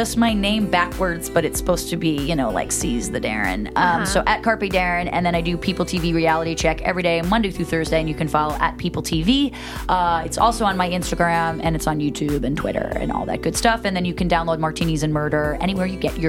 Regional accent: New York, United States; and I'm like a New Yorker with that New Yorker DNA. So I'm just like always so neurotic.

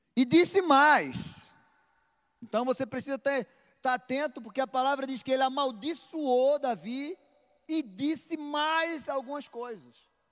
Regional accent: Recife, Pernambuco, Brazil; Na minha terra, lá no Nordeste, Recife, nós temos a mania de chegar a chamar a pessoa de danado

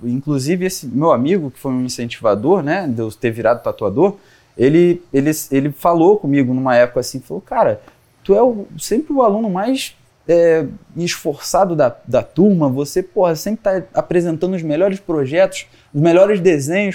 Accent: Ubatuba, São Paulo, Brazil; moved away; eu vim de Ubatuba, é, litoral de São Paulo, e lá, cara, assim, a minha família toda é artesã

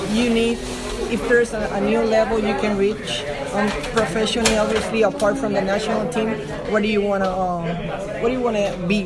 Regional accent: New York, United States; yeah, born and raised. Born and raised in the Bronx

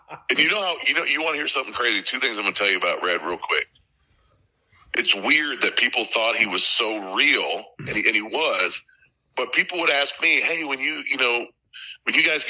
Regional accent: Crosby, Minnesota, United States; also born or lived in Brainerd, Minnesota / Branson, Missouri; now in Nashville, United States; I was born in Crosby, Minnesota

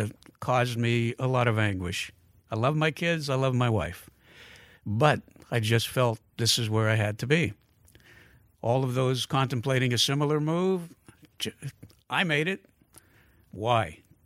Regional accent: Pittsburgh, Pennsylvania, United States; I said, excuse me, I'm from Pittsburgh. I know that marks me as an outlander, but I'm a nice guy.

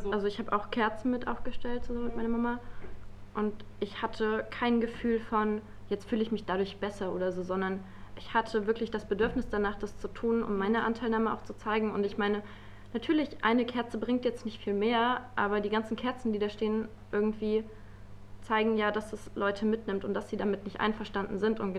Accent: Halle, Saxony-Anhalt, Germany; Ich könnte irgendwie einfacher sagen, ich komme aus Halle oder ich bin Hallenserin

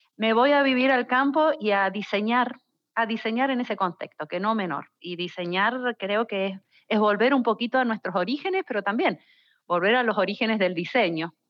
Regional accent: Mendoza, Argentina; now in San Juan, Argentina; Por más que soy mendocina

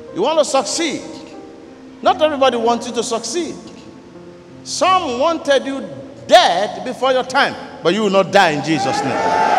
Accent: Ghana; I am from the Yoruba tribe even though I'm a Ghanaian

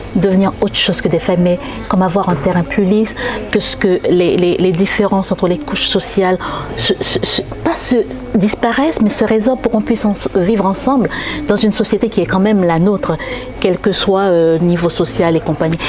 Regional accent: Haiti; en tant qu'haïtien

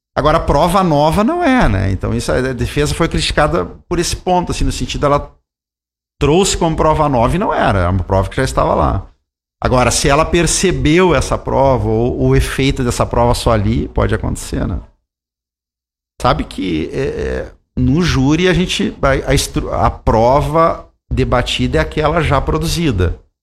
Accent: Santa Maria, Rio Grande do Sul, Brazil; sou de Santa Maria

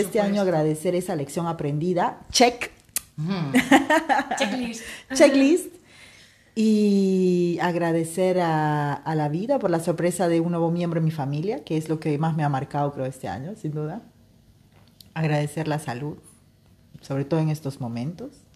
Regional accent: Peru; now in Spain; mi país natal, Perú

